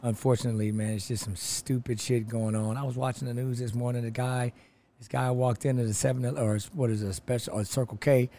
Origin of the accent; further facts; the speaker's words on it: Los Angeles, California, United States; Los Angeles, California